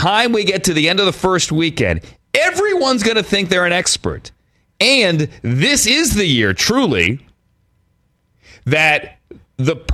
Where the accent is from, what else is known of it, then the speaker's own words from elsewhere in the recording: Fairfax County, Virginia, United States; now in Los Angeles, United States; where I grew up in Fairfax County, Virginia